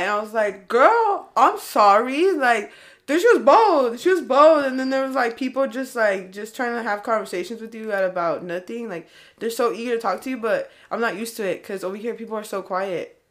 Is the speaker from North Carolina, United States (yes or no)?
no; California, United States; accent: California; I'm from Cali